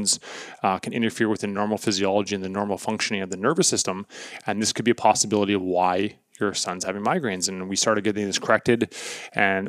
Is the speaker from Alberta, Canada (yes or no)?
no; Portage la Prairie, Manitoba, Canada; now in Winnipeg, Canada; I'm from Portage la Prairie, Manitoba.